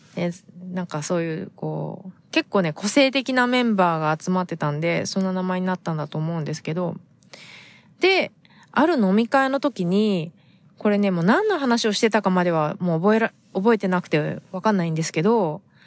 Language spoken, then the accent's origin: Japanese; Japan; 日本で生まれ育った私たちが